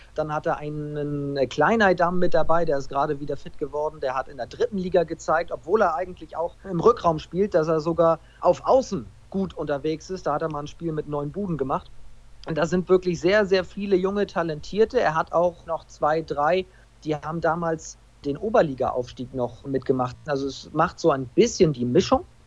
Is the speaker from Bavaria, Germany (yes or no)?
no; Preetz, Schleswig-Holstein, Germany; in meiner Heimatstadt Preetz als, als Hallensprecher unterwegs war